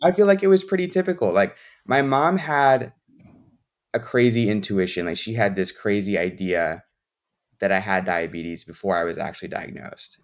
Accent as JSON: {"language": "English", "town": "Chicago", "region": "Illinois", "country": "United States", "said": "I'm from the Chicago area"}